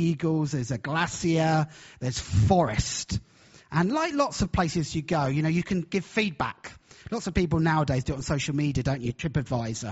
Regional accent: Brighton, South East England, United Kingdom; moved away as an adult; now in Hull, United Kingdom; I'm from Hull, although my accent actually is not from Hull. I'm actually originally from Brighton, right down in the south. But I've been in Hull, this is our 12th year.

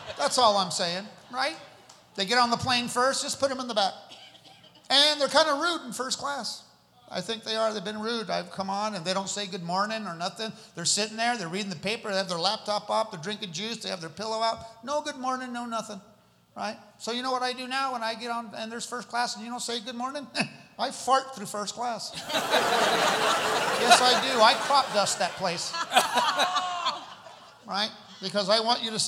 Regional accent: New Mexico, United States; I'm from New Mexico

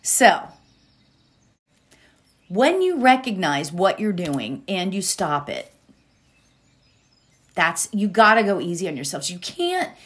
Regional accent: State College, Pennsylvania, United States; State College, Pennsylvania, which is where Penn State is, which is where I grew up in Pennsylvania

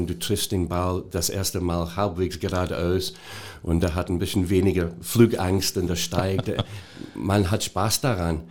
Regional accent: Scotland, United Kingdom; German is a second language; moved away as an adult; also born or lived in Hanover; now in Germany; ich bin seit über 30 Jahren jetzt in Deutschland. Ähm, ich habe meine Ausbildung in Schottland gemacht

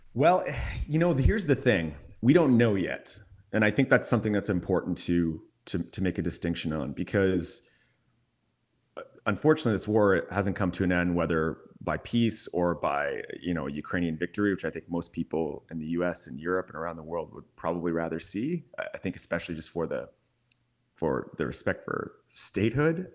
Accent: Canada; I'm from Canada

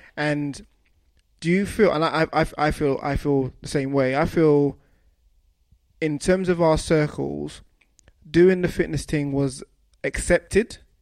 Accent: London, United Kingdom; we're both from London

